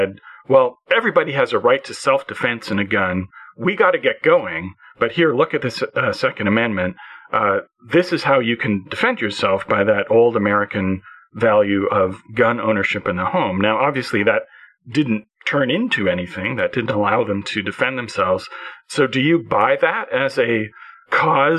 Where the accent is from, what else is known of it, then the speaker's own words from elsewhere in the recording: Canada; as a Canadian